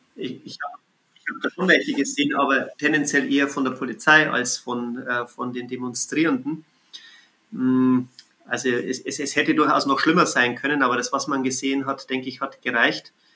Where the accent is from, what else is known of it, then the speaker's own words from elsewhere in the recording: Bavaria, Germany; in Bayern, ähm, wo ich herkomme